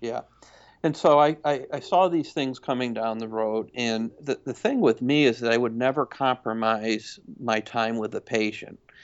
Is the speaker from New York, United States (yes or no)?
yes; Syracuse, New York, United States; now in Lebanon, Tennessee, United States; Originally from upstate New York, Syracuse area